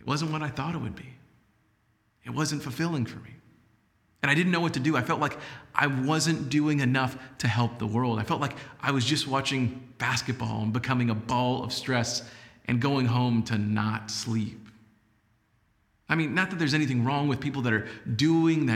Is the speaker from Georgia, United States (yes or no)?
no; San Antonio, Texas, United States; also born or lived in Laredo, Texas; moved back to San Antonio, and started working at News 4 San Antonio, which was known as WOAI-TV at that point. Now, in the beginning, it was amazing to be in my hometown